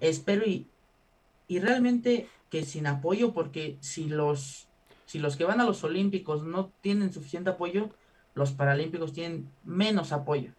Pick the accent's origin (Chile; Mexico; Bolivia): Mexico; como mexicano